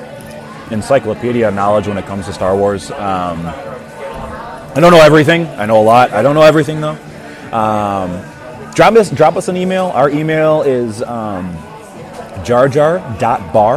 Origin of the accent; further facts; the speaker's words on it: Chicago, Illinois, United States; moved away as an adult; now in Texas, United States; I am from Chicago